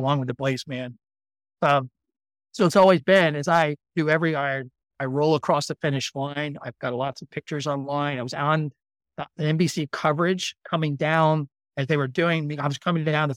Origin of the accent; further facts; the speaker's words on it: Maryland, United States; I grew up in the East Coast of the United States in Maryland